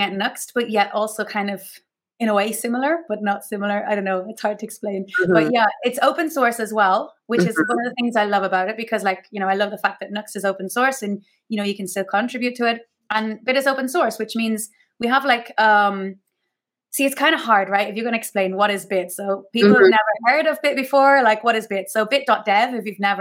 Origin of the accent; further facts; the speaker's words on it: Ireland; now in Mallorca, Spain; I'm originally Irish